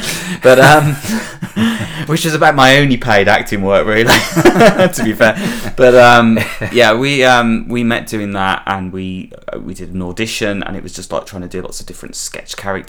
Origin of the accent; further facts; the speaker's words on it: Birmingham, West Midlands, United Kingdom; also born or lived in Essex; I was born in Birmingham, in a place called Chelmsley Wood, which is like the Birmingham version of the Shameless Estate. And I still live there now, but I sort of go backwards and forwards. I live half my time in Essex and then the rest of the time here